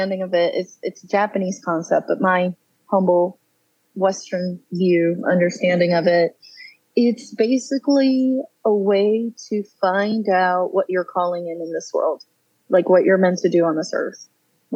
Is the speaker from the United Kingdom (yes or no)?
no; San Juan, Puerto Rico; now in Raleigh, United States; I am originally from San Juan, Puerto Rico. Moved to North Carolina in 2007 and have lived here ever since.